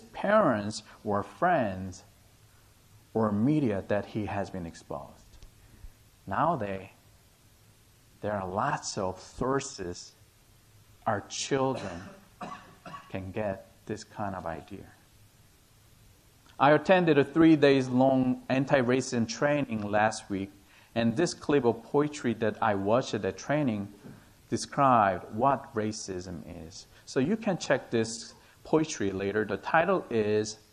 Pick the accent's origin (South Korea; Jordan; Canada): South Korea; English is a second language; moved away as an adult; also born or lived in Brisbane, Australia; back to my home country, Korea